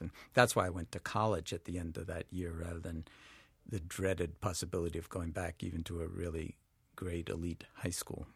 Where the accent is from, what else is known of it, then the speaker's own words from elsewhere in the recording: New York City, New York, United States; I grew up in New York City in Washington Heights